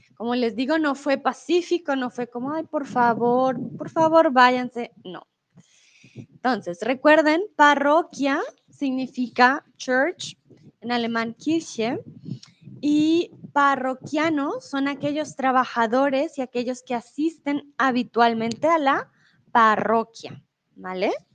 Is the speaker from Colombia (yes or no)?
yes; Colombia; also born or lived in Mexico; now in Germany; soy de Colombia. Yo soy colombiana